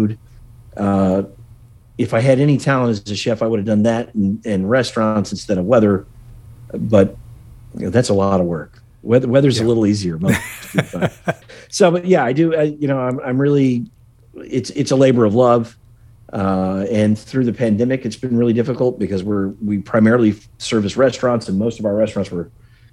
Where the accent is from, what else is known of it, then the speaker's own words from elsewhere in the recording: Virginia, United States; moved away; also born or lived in Roanoke, Virginia; Virginia's my home state.